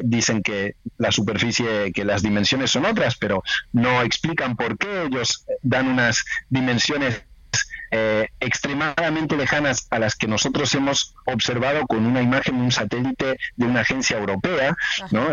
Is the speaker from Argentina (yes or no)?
yes; Argentina; yo trabajo en Argentina, soy argentino